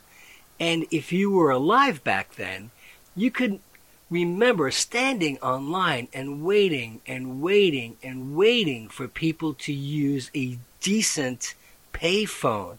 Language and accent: English; Western Nassau County, New York, United States; I grew up in Western Nassau County, I didn't quite live in New York City